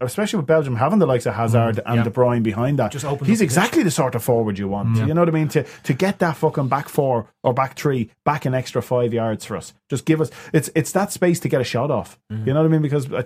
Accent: Ireland; I'm from Ireland

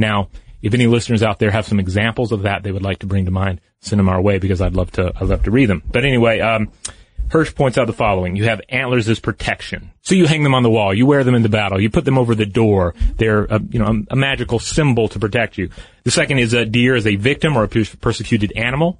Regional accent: the American South, United States; I grew up in the American South.

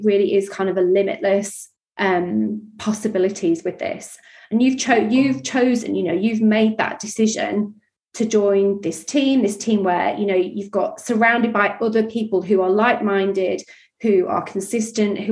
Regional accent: Yorkshire and the Humber, United Kingdom; I grew up in Yorkshire

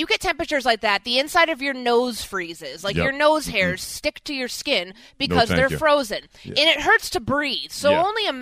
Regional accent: Chicago, Illinois, United States; moved away; also born or lived in Minneapolis; even though I lived in the Arctic tundra of Minneapolis the last 5 years and I'm from Chicago, I live here now

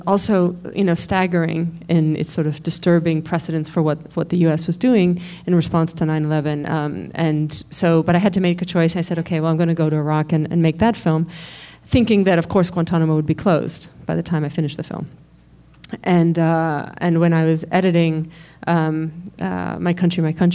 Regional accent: New York, United States; I'm a New Yorker, and was here on 9/11

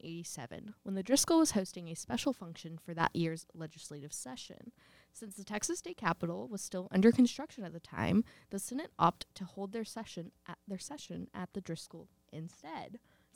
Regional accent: Schweinfurt, Bavaria, Germany; born there; I was born in Schweinfurt, Bavaria. Listen. In Schweinfurt. Community hospital.

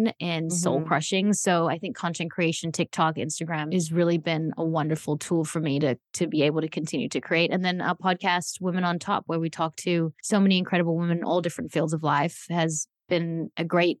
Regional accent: Australia; born or raised there; also born or lived in South Africa; now in United States

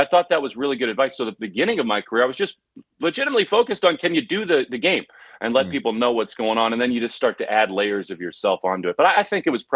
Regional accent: Alexandria, Virginia, United States; where I grew up in Alexandria, Virginia

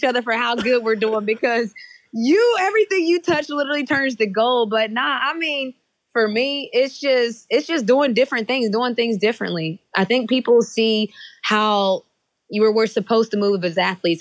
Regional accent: West Virginia, United States; moved away as an adult; now in Atlanta, United States; So I grew up in West Virginia, where in elementary school, I was the only Black student in the building.

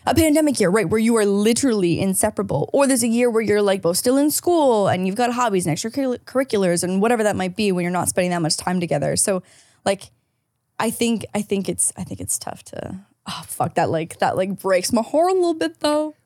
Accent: St. Catharines, Ontario, Canada; moved away; my hometown, Saint Catharines

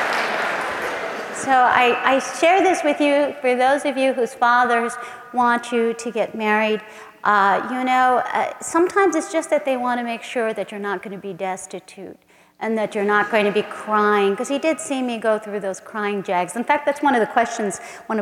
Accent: San Antonio, Texas, United States; my hometown in San Antonio

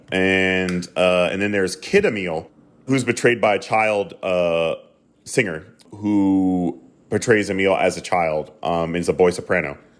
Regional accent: the South, United States; I grew up in the South

